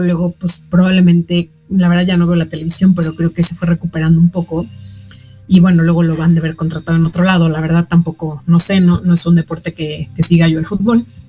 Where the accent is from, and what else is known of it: Mexico